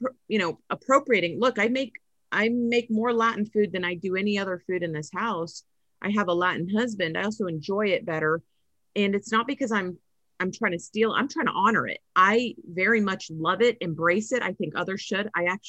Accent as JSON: {"language": "English", "country": "Philippines", "said": "I've always had the explaining why … because I'm Filipino"}